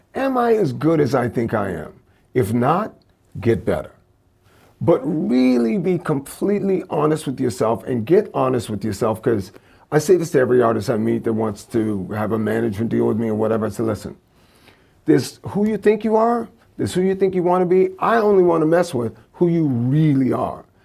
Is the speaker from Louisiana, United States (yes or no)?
yes; Louisiana, United States; growing up in Louisiana